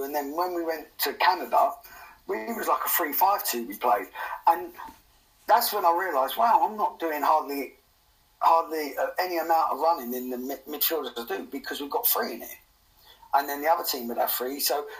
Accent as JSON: {"language": "English", "region": "England", "country": "United Kingdom"}